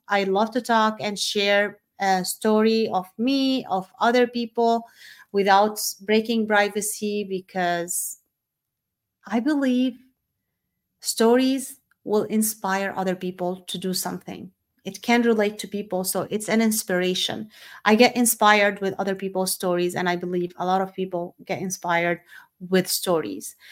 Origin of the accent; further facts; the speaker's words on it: Syria; moved away as an adult; also born or lived in Saudi Arabia; I was born and raised in Syria